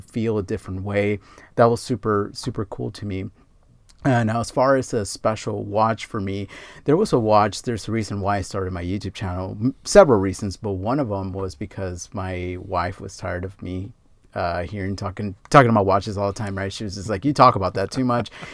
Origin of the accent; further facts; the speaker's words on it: Los Angeles, California, United States; I grew up around Fast and the Furious and all that stuff, especially here in L